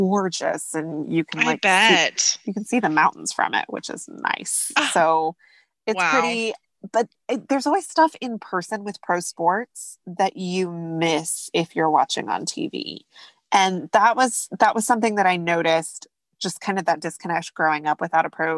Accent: Oklahoma, United States; we are both from Oklahoma.

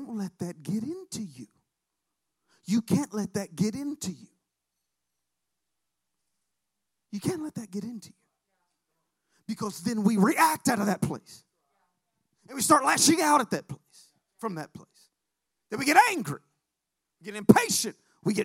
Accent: Alabama, United States; moved away; I'm from Alabama

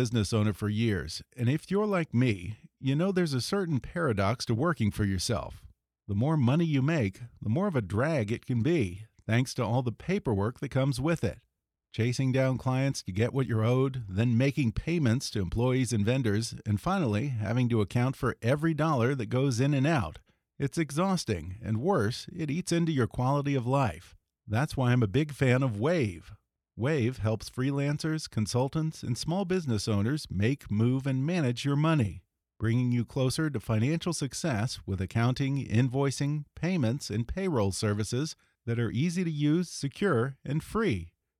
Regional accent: Houston, Texas, United States; I'm from Texas.

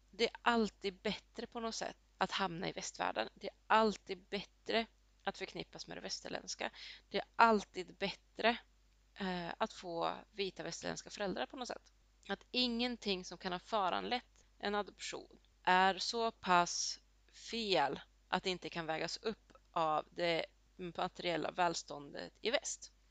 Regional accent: Colombia; now in Sweden; Och lite samma gäller till exempel där jag kommer ifrån i Colombia.

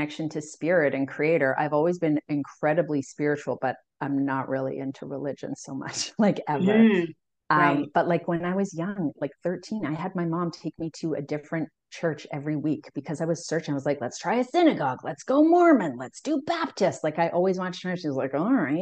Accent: Calgary, Alberta, Canada; I grew up in Calgary in like the 80s and 90s.

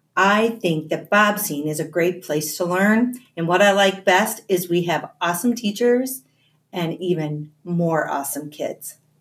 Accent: Flat Rock, Michigan, United States; I grew up right here in Flat Rock, Michigan.

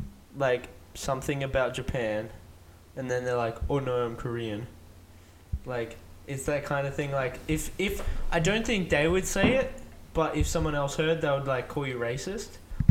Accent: Australia; I'm Australian.

